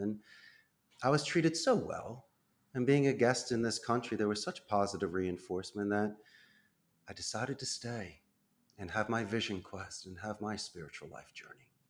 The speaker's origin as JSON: {"language": "English", "town": "Philadelphia", "region": "Pennsylvania", "country": "United States", "tie": "born or raised there", "moved": "as an adult", "lives_now": "Costa Rica", "said": "I'm born and raised in Northeast Philadelphia as a proud graduate of Abington High School in ninety-one"}